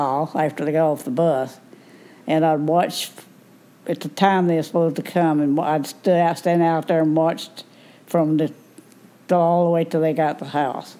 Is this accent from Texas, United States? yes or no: yes; Woden, Texas, United States; also born or lived in Blackjack; We lived in Woden. I was born in Woden.